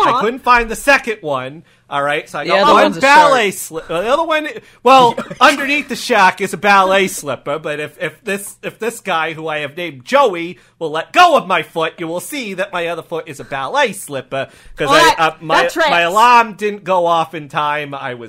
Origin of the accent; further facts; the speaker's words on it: Wisconsin, United States; accent: Texas; I was raised in Wisconsin, you know, by a man from Texas, my father, and I picked up this accent.